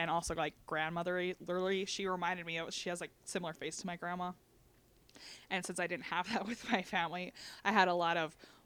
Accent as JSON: {"language": "English", "country": "United States", "said": "I'm an American"}